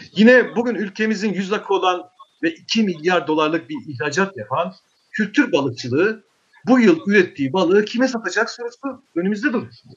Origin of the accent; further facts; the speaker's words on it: Eastern Black Sea, Turkey; memleketim de olduğu için, benim de orada toprağım olduğu için